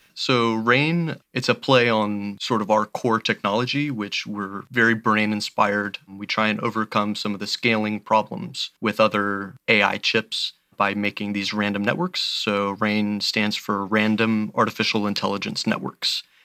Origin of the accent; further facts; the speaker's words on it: Belleview, Florida, United States; I grew up in a small town called Bellevue, Florida. It's about an hour south of Gainesville.